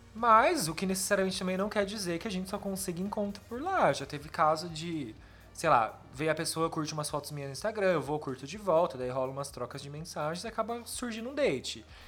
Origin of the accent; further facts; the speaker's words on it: Campinas, São Paulo, Brazil; Eu sou de Campinas.